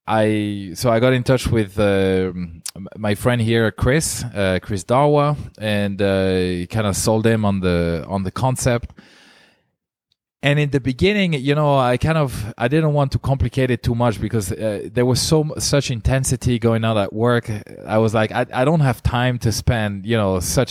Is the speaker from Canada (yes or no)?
no; France; English is a second language; now in Zurich, Switzerland; I am originally from France